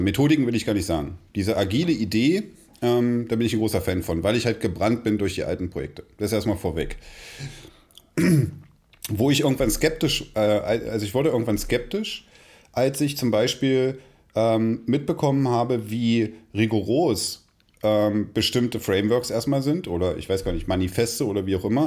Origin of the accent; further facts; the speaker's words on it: Magdeburg, Saxony-Anhalt, Germany; ich bin in Magdeburg zum Kindergarten gegangen